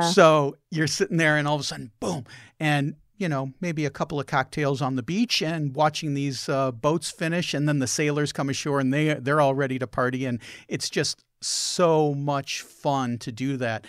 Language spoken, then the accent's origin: English; Chicago, Illinois, United States; I grew up in Chicago